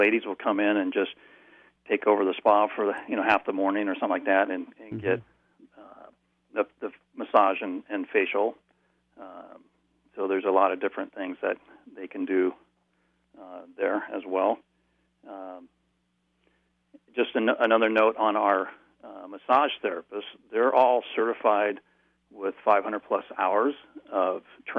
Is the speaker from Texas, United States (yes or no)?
no; California, United States; now in Chico, United States; Well, in Chico, and my wife and I came from the Bay Area